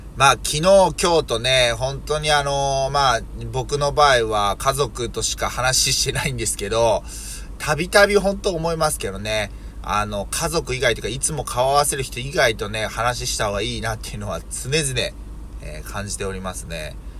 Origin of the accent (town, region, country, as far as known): Yokkaichi, Mie, Japan